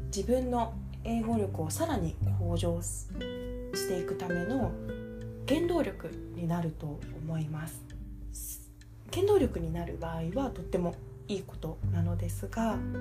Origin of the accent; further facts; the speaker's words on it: Japan; こちらが日本人だっていうこと